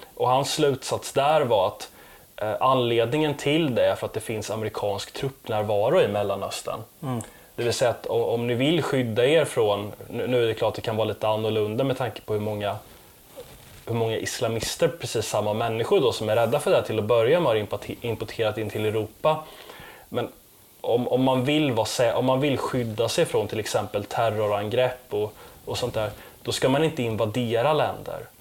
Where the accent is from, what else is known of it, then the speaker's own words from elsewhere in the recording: Sweden; som svensk